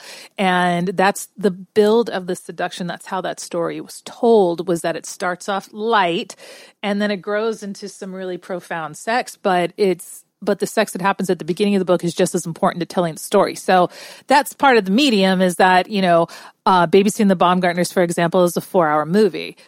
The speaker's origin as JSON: {"language": "English", "town": "San Antonio", "region": "Texas", "country": "United States", "said": "I'm from San Antonio, Texas."}